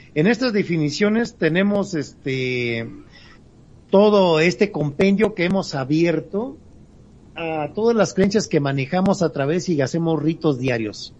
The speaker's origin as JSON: {"language": "Spanish", "country": "Mexico", "said": "ya que somos mexicanos"}